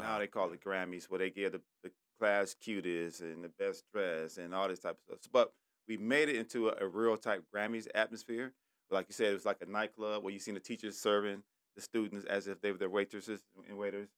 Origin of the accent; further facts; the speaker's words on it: Detroit, Michigan, United States; I'm from Detroit. I went to Cody High School